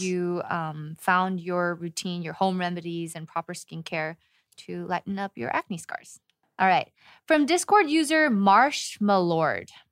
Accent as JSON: {"language": "English", "region": "California", "country": "United States", "moved": "as an adult", "lives_now": "Seoul, South Korea", "said": "as a Californian living in Seoul"}